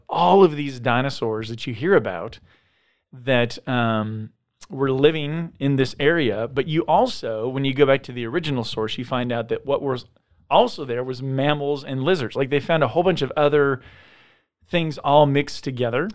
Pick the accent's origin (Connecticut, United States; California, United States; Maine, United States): California, United States; San Diego; I grew up in San Diego